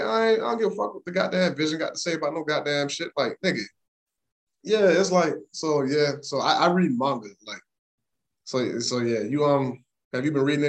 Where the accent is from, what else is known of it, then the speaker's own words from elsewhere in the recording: the South, United States; You know, I'm from the South.